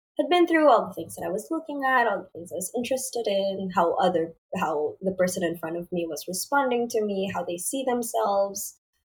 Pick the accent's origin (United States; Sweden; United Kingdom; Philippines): Philippines; I was a kid from the Philippines